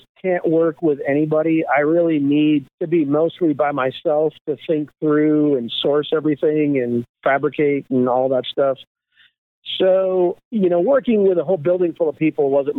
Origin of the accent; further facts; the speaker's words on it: Michigan, United States; moved away as an adult; I'm from Michigan, and I was a tool maker back there for General Motors for about 16 years